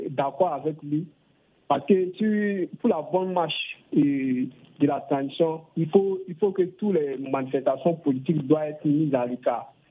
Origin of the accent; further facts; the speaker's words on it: Guinea; moved away; j'aspire à la démocratie dans mon pays d'origine qui est la Guinée